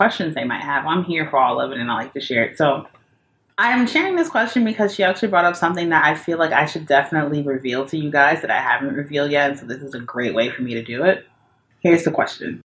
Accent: Atlanta, Georgia, United States; also born or lived in Mississippi / New York; now in Los Angeles, United States; I moved to LA from New York, but I'm actually from Atlanta. But I was born in Mississippi

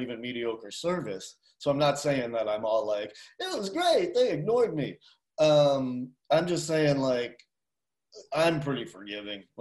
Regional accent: Boston, Massachusetts, United States; now in Asheville, United States; I grew up in Boston

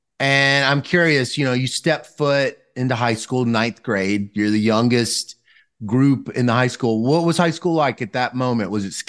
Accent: Mississippi, United States; I grew up in Mississippi

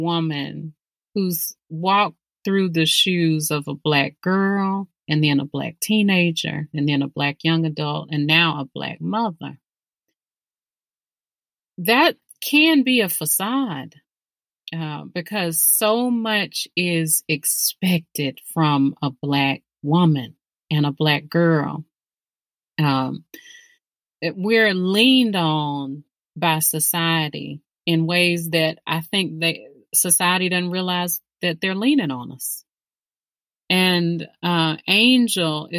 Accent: Birmingham, Alabama, United States; Birmingham, that's where, you know, I live

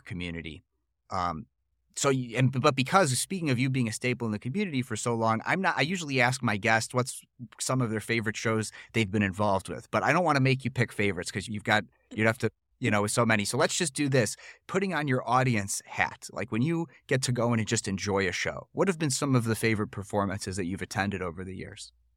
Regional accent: Buffalo Grove, Illinois, United States; moved away as an adult; now in Deerfield, United States; I'm from Buffalo Grove

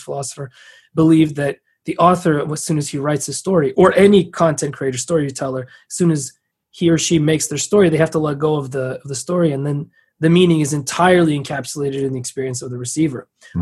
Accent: San Francisco, California, United States; i was born in san francisco

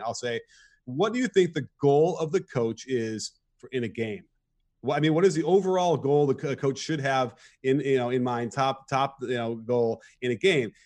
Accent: Chicago, Illinois, United States; moved away as an adult; also born or lived in Los Angeles; I grew up in Chicago

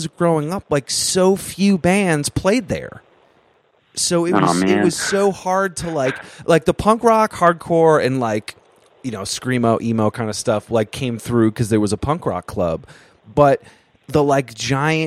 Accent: Vermont, United States; now in New York City, United States; I live in New York City, but I grew up in Vermont.

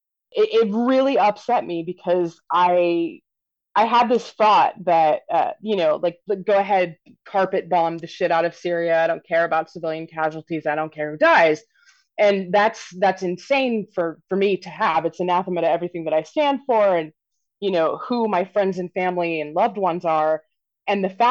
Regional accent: Wichita, Kansas, United States; I grew up in Wichita, Kansas, basically at the height of what's been called the abortion wars

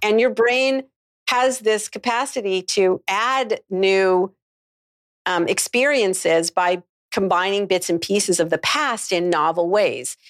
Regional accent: Canada; moved away; I'm from Canada originally.

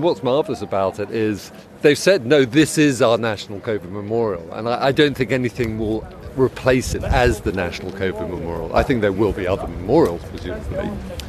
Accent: United Kingdom; You know, we're British, we're reticent, we don't do this, we don't emote like this, and certainly not all over Kensington Gardens.

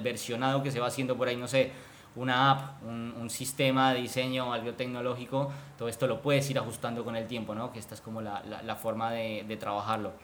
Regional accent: Colombia; moved away as an adult; now in Buenos Aires, Argentina; soy colombiano, vivo hace cinco años acá en, Buenos Aires, en Argentina.

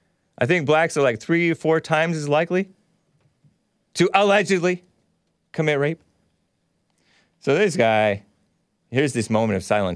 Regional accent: United States; I came from America. I'm American.

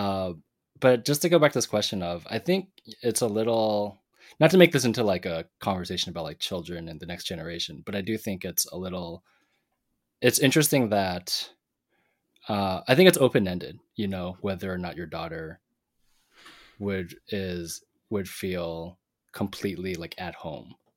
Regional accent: Pacific Northwest, United States; Tam and me growing up in the Pacific Northwest

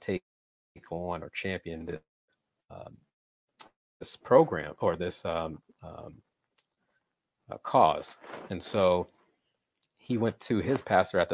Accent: Washington, D.C., East Coast, United States; I was born in Washington, D.C., grew up on the East Coast

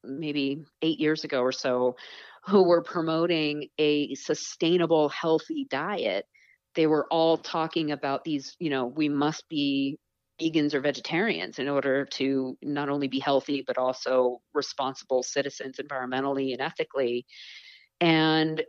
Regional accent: Eastern Long Island, New York, United States; I grew up on Eastern Long Island

